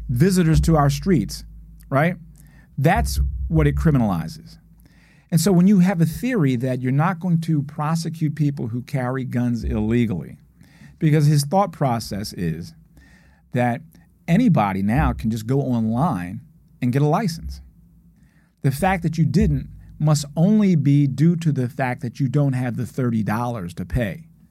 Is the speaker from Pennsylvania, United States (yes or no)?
yes; Philadelphia, Pennsylvania, United States; I grew up in West Philadelphia